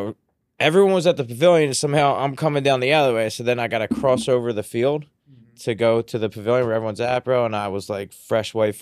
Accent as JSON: {"language": "English", "town": "Philadelphia", "region": "Pennsylvania", "country": "United States", "tie": "born or raised there", "also_born_or_lived": "Delaware County, Pennsylvania", "said": "I grew up in Southwest Philly"}